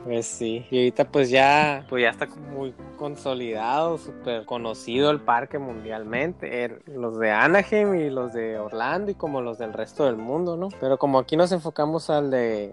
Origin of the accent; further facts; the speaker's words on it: Hermosillo, Sonora, Mexico; nosotros que somos de Hermosillo, Sonora